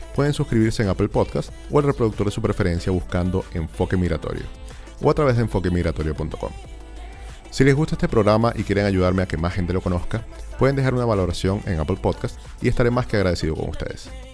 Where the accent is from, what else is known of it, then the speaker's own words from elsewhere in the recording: Venezuela; now in Chile; uno es venezolano